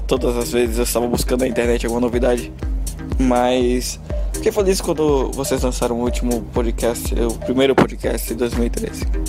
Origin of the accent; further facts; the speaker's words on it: Maceió, Alagoas, Brazil; moved away as an adult; now in Buenos Aires, Argentina; eu sou de Maceió, mas moro aqui em Buenos Aires há dois anos